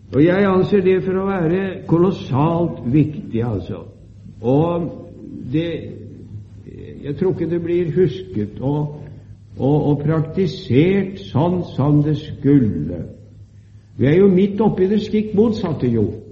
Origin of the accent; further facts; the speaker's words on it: Sarpsborg, Østfold, Norway; Da jeg var ung, i min hjemby i Sarpsborg